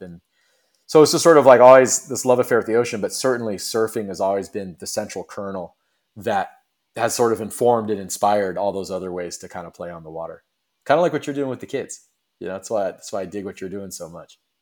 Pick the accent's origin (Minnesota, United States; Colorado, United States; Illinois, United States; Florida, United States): Florida, United States; west coast of; also born or lived in Cocoa Beach, Florida; Originally I was born and raised in Florida on the west coast of Florida